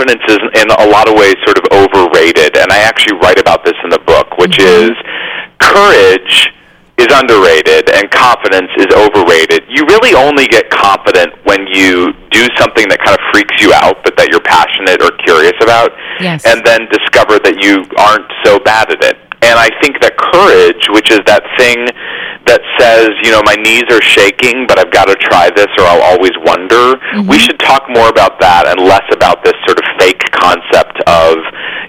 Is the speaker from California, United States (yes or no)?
yes; California, United States; now in New York City, United States; I'm actually a native Californian